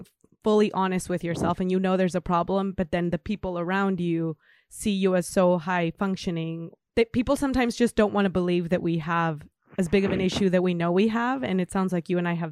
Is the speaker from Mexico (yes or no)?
yes; Mexico; now in United States; I'm from Mexico.